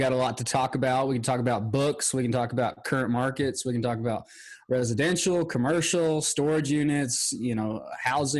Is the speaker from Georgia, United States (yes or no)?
yes; Georgia, United States; I'm from Georgia and it gets hot here in the summer